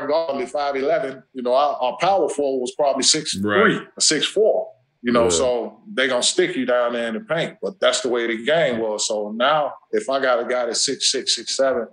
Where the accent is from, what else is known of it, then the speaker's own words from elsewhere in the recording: Gary, Indiana, United States; I'm from Gary